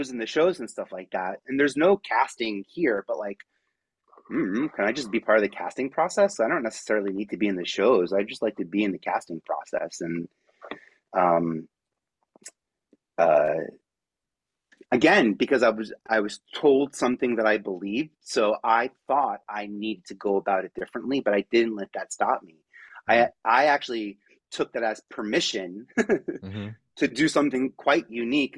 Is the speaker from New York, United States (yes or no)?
yes; New York City, New York, United States; I'm from Staten Island, so 5,000 people in my high school